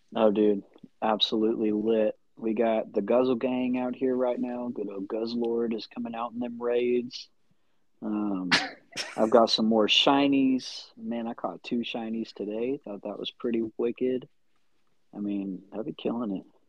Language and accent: English; Midwest City, Oklahoma, United States; I'm from Midwest City.